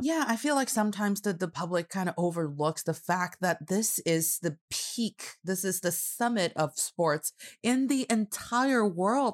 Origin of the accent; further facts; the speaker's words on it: Northeast China, China; now in Beijing, China; I am proudly representing the cold Northeast part of China